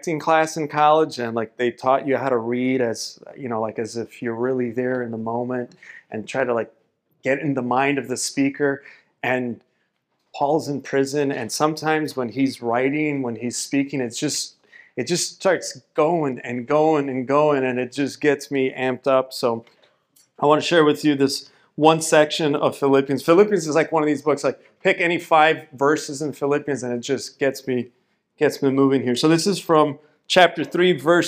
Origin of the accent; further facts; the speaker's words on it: Miami, Florida, United States; I was born and raised in Miami, Florida